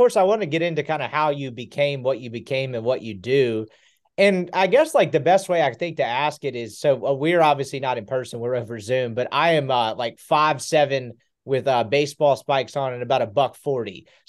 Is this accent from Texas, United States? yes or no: no; Jackson, Mississippi, United States; I grew up in Jackson, Mississippi.